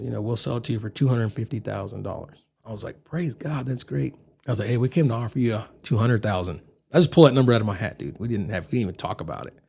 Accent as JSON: {"language": "English", "town": "Grand Prairie", "region": "Texas", "country": "United States", "tie": "born or raised there", "moved": "as an adult", "lives_now": "Amarillo, United States", "said": "I'm from South Grand Prairie Highs where I went to high school"}